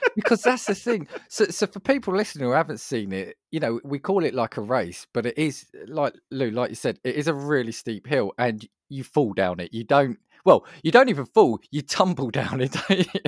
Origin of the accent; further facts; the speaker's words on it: United Kingdom; as a Brit